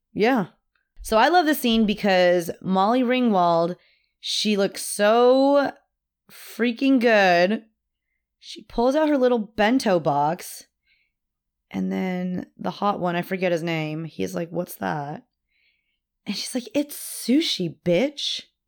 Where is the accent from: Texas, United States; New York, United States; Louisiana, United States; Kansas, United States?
Texas, United States; Austin; I was born in Austin.